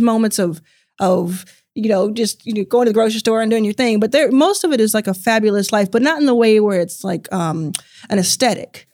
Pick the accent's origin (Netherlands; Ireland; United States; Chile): United States; Dallas, Texas; also born or lived in Jackson, Mississippi; I grew up in Dallas, Texas